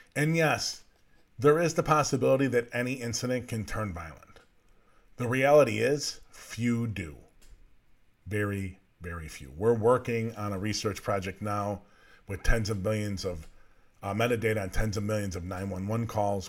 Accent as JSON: {"language": "English", "country": "United States", "said": "as American citizens"}